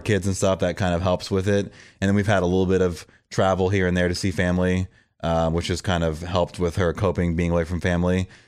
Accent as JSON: {"language": "English", "region": "Florida", "country": "United States", "tie": "born or raised there", "also_born_or_lived": "San Francisco, California", "moved": "as an adult", "lives_now": "Nashville, United States", "said": "I was born and raised in Florida, but I became a man in California because that's where I moved there in my early twenties"}